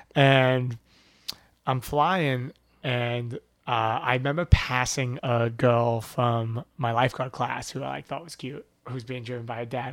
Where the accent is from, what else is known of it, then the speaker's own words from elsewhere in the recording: Levittown, New York, United States; moved away as an adult; also born or lived in Boston; I grew up in Levittown, which is, like, one of the original suburbs